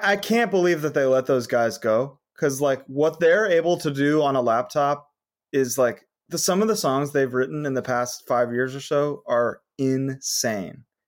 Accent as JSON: {"language": "English", "region": "Connecticut", "country": "United States", "moved": "yes", "lives_now": "California, United States", "said": "I'm from Connecticut, but I've lived in California longer."}